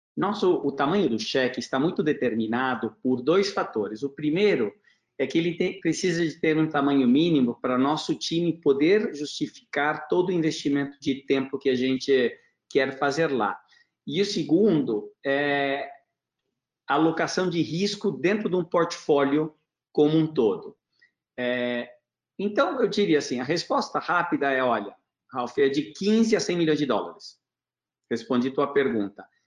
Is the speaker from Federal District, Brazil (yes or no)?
no; São Paulo, Brazil; moved away; also born or lived in Junín, Argentina / Porto Alegre, Brazil / Argentina / United States; mudamos para Porto Alegre, depois São Paulo, e eu cresci num prédio que fica aqui a 300 metros do escritório.